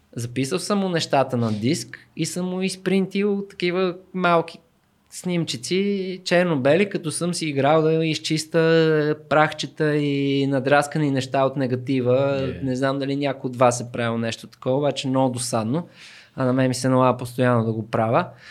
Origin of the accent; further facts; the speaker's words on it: Sofia, Sofia City, Bulgaria; аз съм израснал в Люлин